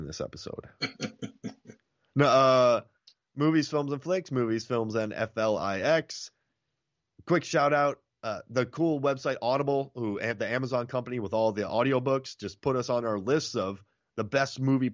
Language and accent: English; Florida, United States; I grew up in Florida